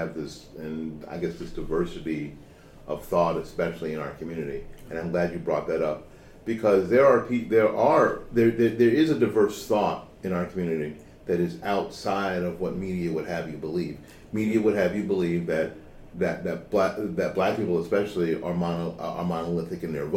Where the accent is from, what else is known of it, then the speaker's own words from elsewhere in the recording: Tampa, Florida, United States; For the most part, after 1968, I'm a kid from here.